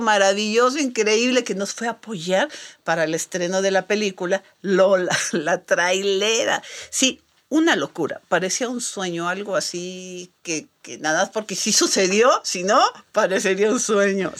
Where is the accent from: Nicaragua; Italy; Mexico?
Mexico; nosotros los mexicanos